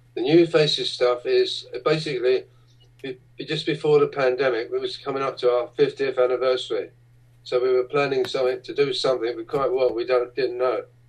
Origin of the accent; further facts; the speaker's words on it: London, United Kingdom; when I was a little boy uh, growing up in the East End of London